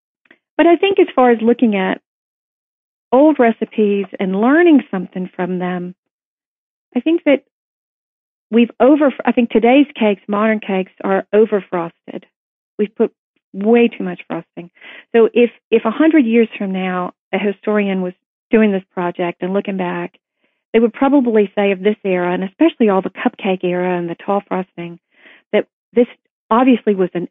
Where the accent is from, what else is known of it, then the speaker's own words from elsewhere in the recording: Tennessee, United States; I was not raised on it growing up in Tennessee